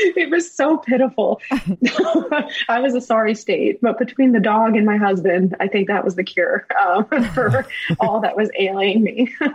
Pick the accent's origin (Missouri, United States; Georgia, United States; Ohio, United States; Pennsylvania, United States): Missouri, United States; St. Charles; now in Florida, United States; I grew up in St. Charles